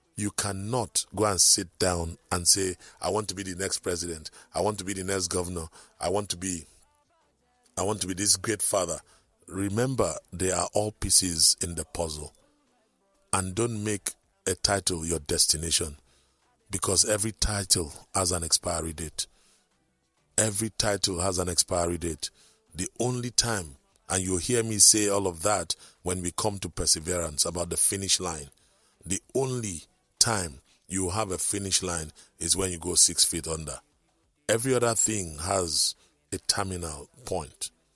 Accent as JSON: {"language": "English", "region": "Akwa Ibom", "country": "Nigeria", "moved": "yes", "lives_now": "Lagos, Nigeria", "said": "I come from Akwaibom."}